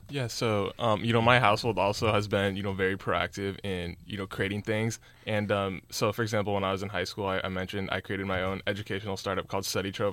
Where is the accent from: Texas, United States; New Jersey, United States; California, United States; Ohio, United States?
California, United States; Cupertino; I'm from Cupertino, California